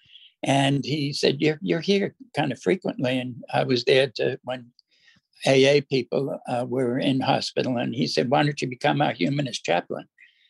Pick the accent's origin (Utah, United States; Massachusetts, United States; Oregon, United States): Massachusetts, United States; Boston; moved away as an adult; also born or lived in California / Sydney, Australia; now in Canberra, Australia; I grew up in Boston.